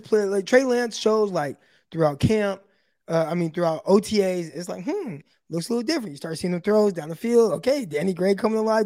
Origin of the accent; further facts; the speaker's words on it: Stockton, California, United States; also born or lived in Modesto; I went to Modesto during college, but I'm, I'm from Stockton, though, real north side